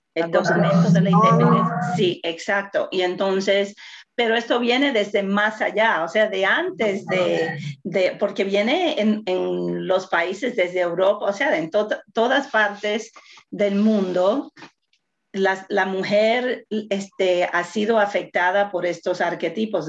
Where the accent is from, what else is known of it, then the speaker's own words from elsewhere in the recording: Puerto Rico; soy latina, soy puertorriqueña